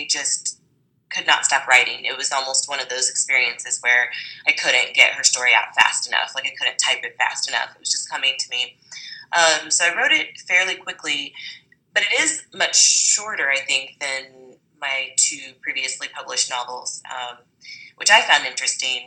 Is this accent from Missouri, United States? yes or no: yes; Springfield, Missouri, United States; moved away as an adult; now in Los Angeles, United States; I grew up in Springfield, Missouri. It's a very white town. It's diversified a little bit since I left in the early 2000s